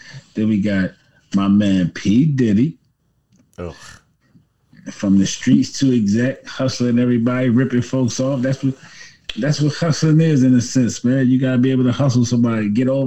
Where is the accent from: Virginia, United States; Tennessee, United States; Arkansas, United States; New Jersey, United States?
Virginia, United States; Alexandria; I am from the Alexandria, Virginia, Washington, D.C. area